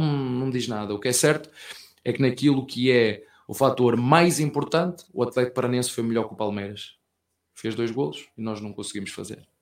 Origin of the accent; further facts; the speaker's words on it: Portugal; português que sou